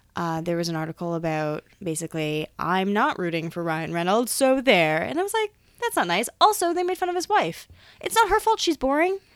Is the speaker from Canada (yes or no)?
yes; Canada; also born or lived in Hamilton; I'm from Canada